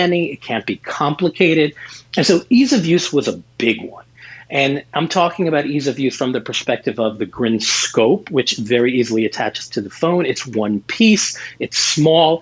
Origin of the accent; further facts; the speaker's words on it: New York, United States; I'm a New Yorker.